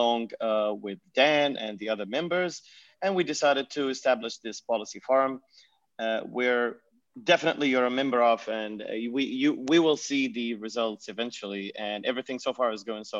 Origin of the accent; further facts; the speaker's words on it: Dubai, United Arab Emirates; I am from Dubai. I lived and I was raised in Dubai